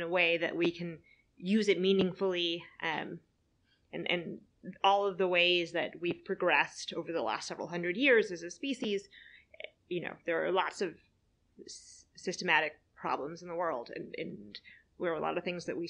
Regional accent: Pasadena, California, United States; I grew up in Pasadena, and so all of my friends' parents were either movie producers or worked at Caltech and JPL

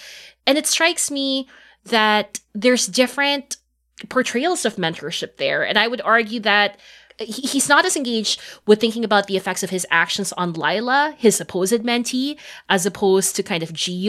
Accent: Philippines; I'm Filipina

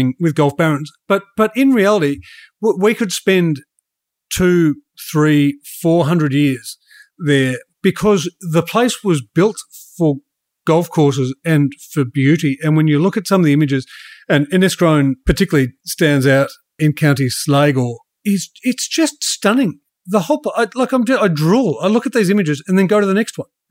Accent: Australia; I'm Australian

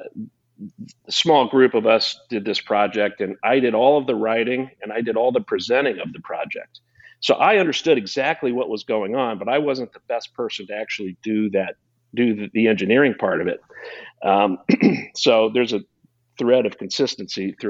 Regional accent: Quincy, Illinois, United States; I was born and raised in Quincy, Illinois

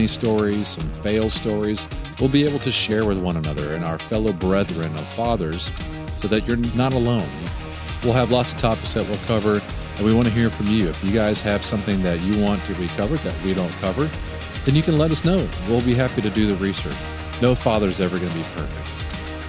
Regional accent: Knoxville, Tennessee, United States; now in Oklahoma City, United States; I'm originally from Knoxville, Tennessee, and still a very proud Tennessean, but I live in Oklahoma City

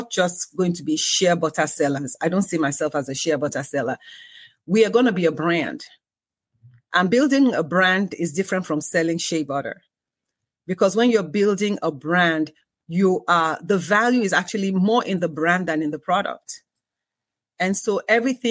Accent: Lagos, Nigeria; moved away as an adult; also born or lived in United Kingdom; I was born in the UK, but definitely raised in Nigeria. My formative years from age 5 to 17, was, you know, in Nigeria, lived in Lagos.

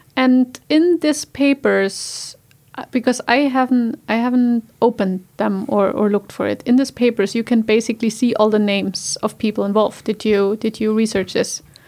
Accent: Germany; English is a second language; now in Iceland; in my home country in Germany

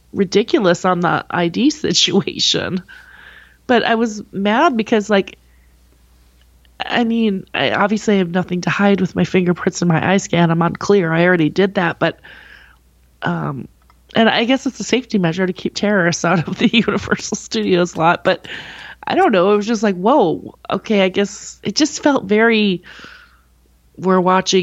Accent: Minnesota, United States; now in Southern California, United States; I'm from Minnesota. I knew this at when I moved out here

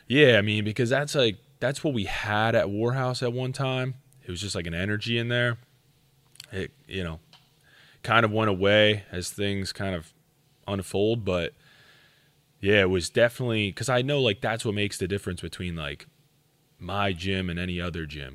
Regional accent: Schuylkill County, Pennsylvania, United States; I'm from Schuylkill County

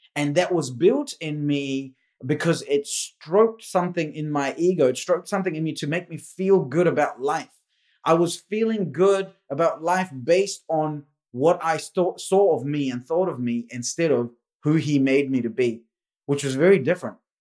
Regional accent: India; moved away; I was born in India.

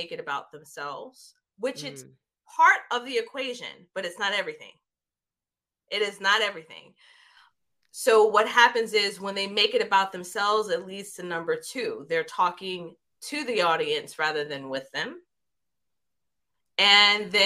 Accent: New York City, New York, United States; growing up in New York City, Jamaica, Queens

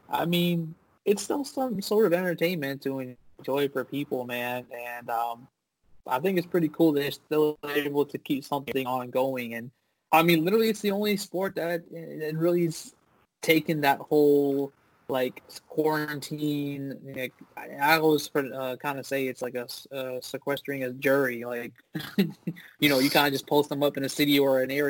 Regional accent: Orlando, Florida, United States; we're from Orlando

